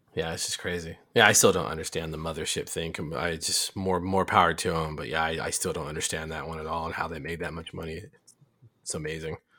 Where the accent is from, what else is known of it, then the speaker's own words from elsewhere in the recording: Arizona, United States; I grew up in Arizona